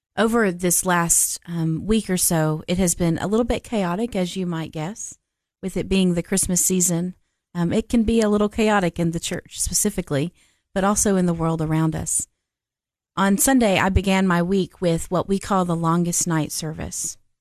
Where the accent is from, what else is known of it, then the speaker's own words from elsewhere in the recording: Nashville, Tennessee, United States; moved away as an adult; also born or lived in Cookeville, Tennessee; now in Murfreesboro, United States; I grew up in Nashville, Tennessee